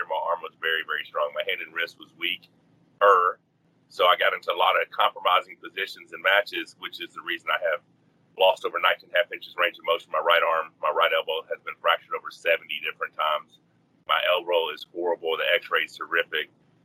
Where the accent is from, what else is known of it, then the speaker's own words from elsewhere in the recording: Arkansas, United States; I grew up in Arkansas.